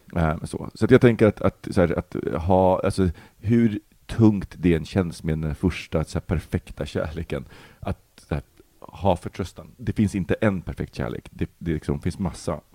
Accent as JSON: {"language": "Swedish", "country": "Sweden", "tie": "born or raised there", "also_born_or_lived": "Poland", "said": "uppväxt i förorten"}